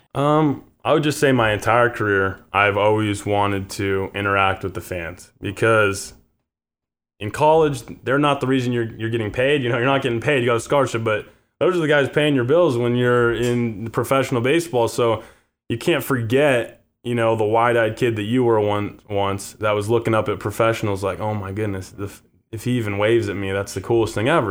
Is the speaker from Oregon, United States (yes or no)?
yes; Bend, Oregon, United States; moved away as an adult; also born or lived in Pasadena, California / La Cañada Flintridge, California; my family moved up to Bend, Oregon. That's where I went to middle school, high school